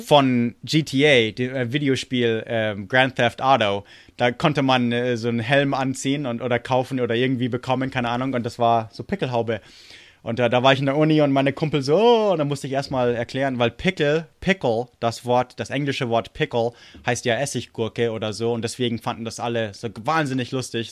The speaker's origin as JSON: {"language": "German", "town": "Munich", "region": "Bavaria", "country": "Germany", "tie": "born or raised there", "also_born_or_lived": "United States", "said": "also München und so, also wo, wo ich aufgewachsen bin"}